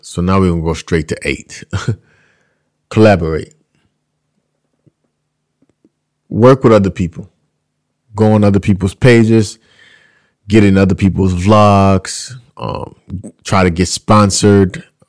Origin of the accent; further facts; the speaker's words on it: Louisiana, United States; I'm out here. I'm from Louisiana. That's how we talk.